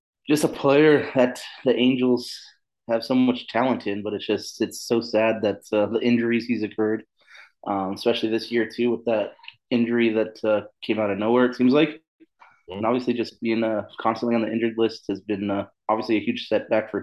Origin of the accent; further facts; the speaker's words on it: Inland Empire, California, United States; I grew up obviously in the Inland Empire, obviously closer to Anaheim